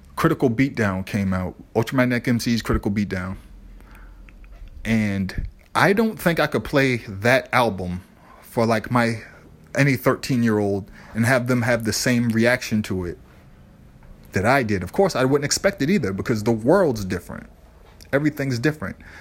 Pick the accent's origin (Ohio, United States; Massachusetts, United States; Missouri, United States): Massachusetts, United States; Boston; growing up in the South End, Lower Roxbury